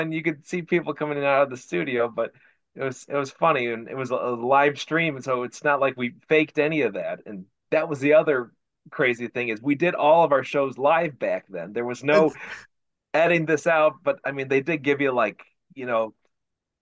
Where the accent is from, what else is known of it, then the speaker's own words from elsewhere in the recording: Northwest Ohio, United States; I still live in Northwest Ohio, so it's my hometown, still live here.